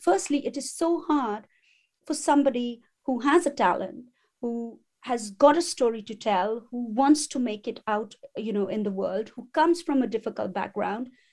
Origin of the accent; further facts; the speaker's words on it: India; moved away as an adult; now in England; my family roots belong in India